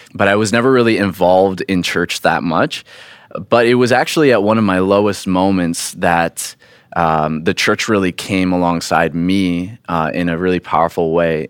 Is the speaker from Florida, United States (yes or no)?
yes; Florida, United States; moved away; I grew up in Florida